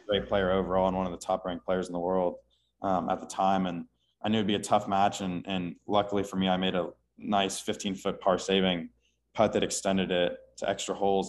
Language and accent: English; Houston, Texas, United States; now in Austin, United States; I grew up in Houston